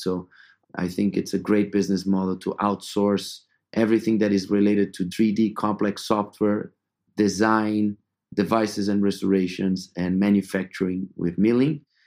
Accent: São Paulo, Brazil; moved away as an adult; also born or lived in Atlanta, United States / Madrid, Spain; I'm originally from Sao Paulo, Brazil, uh, where I was born and grew up

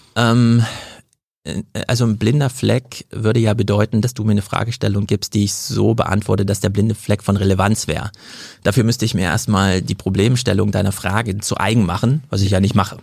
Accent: Jena, Thuringia, Germany; now in Frankfurt, Germany; Ich komme aus Jena, mhm. aus Thüringen. Ich bin also auch so ein ostdeutscher Flüchtling

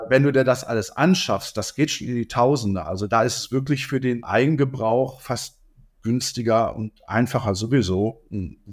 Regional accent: Dortmund, North Rhine-Westphalia, Germany; moved away; meiner Heimatstadt Dortmund

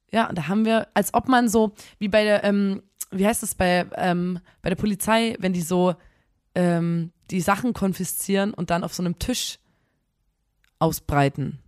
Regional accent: Chemnitz, Saxony, Germany; bei uns in Chemnitz

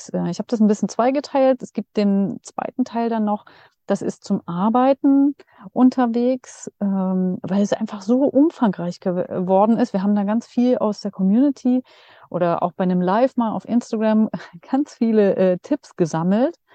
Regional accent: Dresden, Saxony, Germany; also in Dresden, weil das hier meine Heimat ist.

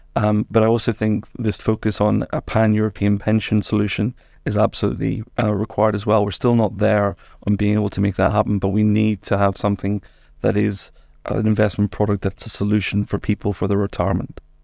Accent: Northern Ireland, United Kingdom; moved away as an adult; also born or lived in England; now in Luxembourg; I'm Northern Irish

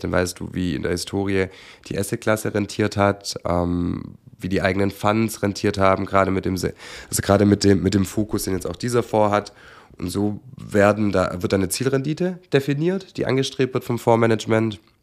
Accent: Swabia, Germany; ich als Schwabe

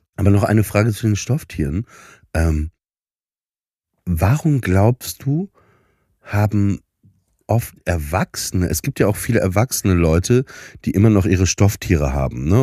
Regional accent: Papenburg, Lower Saxony, Germany; moved away; nach Papenburg ins Emsland, wo ich aufgewachsen bin

